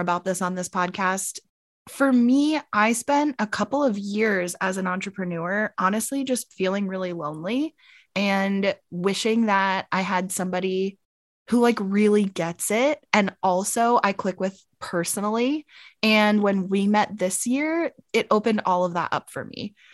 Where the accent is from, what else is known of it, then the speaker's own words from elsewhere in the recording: United States; now in Arizona, United States; originally, I'm from Maryland, Pennsylvania. but I'm currently living in Arizona, and I've actually been here for, like, half my life